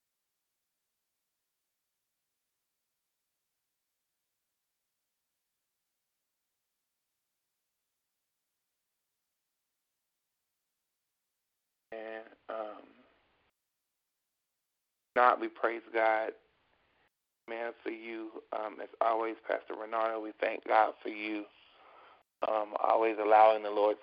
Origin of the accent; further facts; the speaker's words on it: Beckley, West Virginia, United States; in my hometown, the city of Beckley, West Virginia